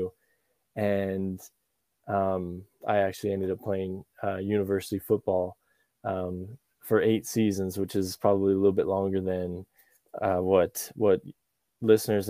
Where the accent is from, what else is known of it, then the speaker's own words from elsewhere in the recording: Calgary, Alberta, Canada; I was born in Calgary, and that's where I grew up most of my life. That's in Alberta